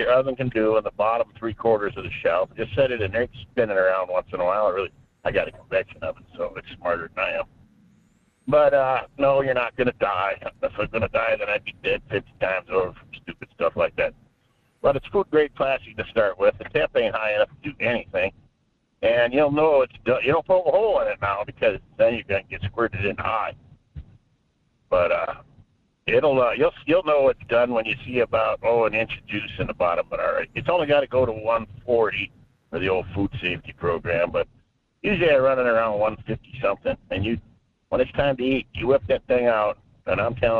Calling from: Fairbanks, Alaska, United States; Yeah, good morning. … here in Fairbanks.

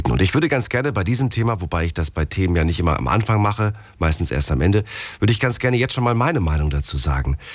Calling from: Stuttgart, Baden-Württemberg, Germany; Aus Stuttgart.

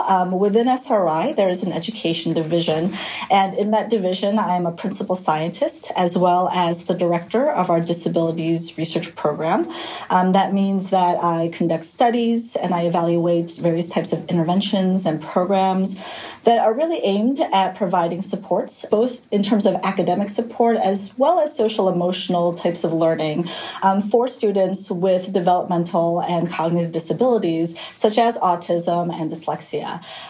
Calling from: Menlo Park, California, United States; I am calling from Menlo Park, California. So it's the San Francisco Bay Area, the Silicon Valley, I guess you could call it.

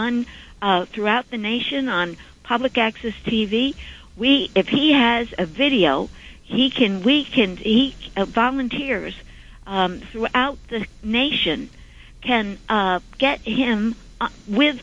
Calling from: Suffolk County, New York, United States; I'm calling from Suffolk County.

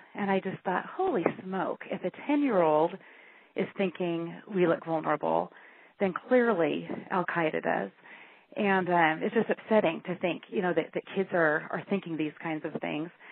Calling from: Washington, United States; I'm calling you from Washington State.

